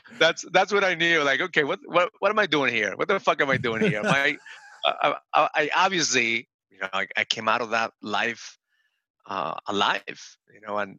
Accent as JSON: {"language": "English", "town": "Bronx", "region": "New York", "country": "United States", "said": "So the first day I go in there and they asked me where I was from. And I said … from the Bronx."}